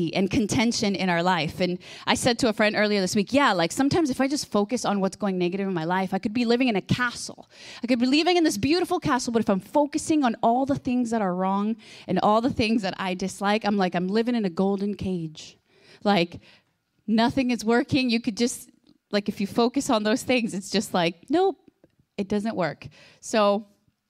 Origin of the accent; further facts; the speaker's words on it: Guatemala; I was born in Guatemala, and so I've gone to experience, like, lots of different expressions in the body and in the church.